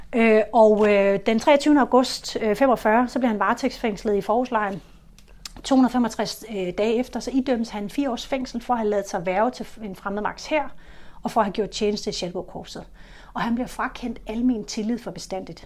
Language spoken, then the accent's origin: Danish; Funen, Southern Denmark, Denmark; Jeg er vokset op på Fyn